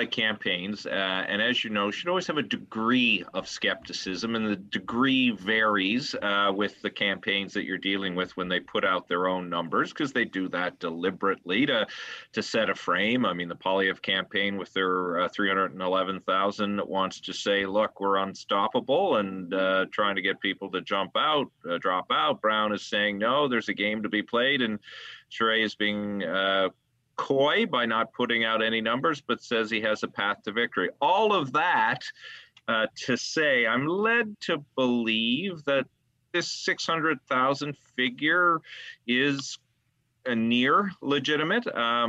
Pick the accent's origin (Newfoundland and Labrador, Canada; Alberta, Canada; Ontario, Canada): Newfoundland and Labrador, Canada; Alan, I'm from Newfoundland, and I don't even eat fish.